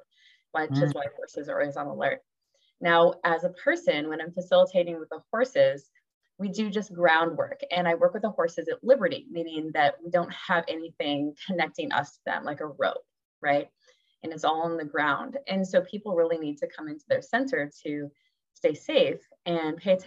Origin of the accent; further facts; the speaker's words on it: Washington, United States; moved away as an adult; now in Charlottesville, United States; I'm originally from Washington State